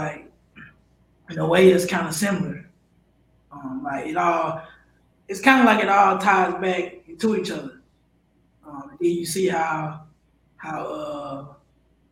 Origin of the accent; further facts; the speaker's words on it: Mississippi, United States; I'm from Mississippi